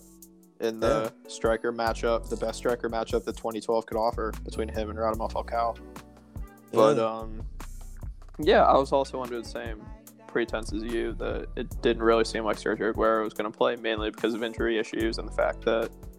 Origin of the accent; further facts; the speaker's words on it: United States; as an American